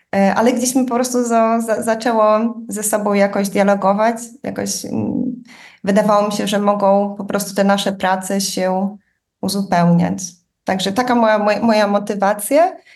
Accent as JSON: {"language": "Polish", "town": "Łomża", "region": "Podlaskie Voivodeship", "country": "Poland", "tie": "born or raised there", "moved": "yes", "lives_now": "Berlin, Germany", "said": "chodząc do e, szkoły podstawowej w Łomży na Podlasiu"}